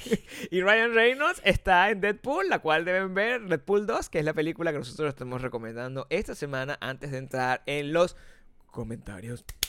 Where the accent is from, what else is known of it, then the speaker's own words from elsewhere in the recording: Venezuela; moved away; 30% venezolano, venezolano